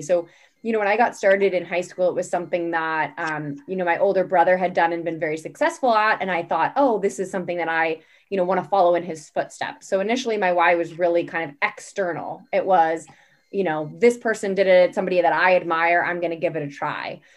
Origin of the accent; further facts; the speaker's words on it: California, United States; moved away as an adult; also born or lived in Boston area; now in Boston, United States; I'm currently living in the Boston area, but I grew up in California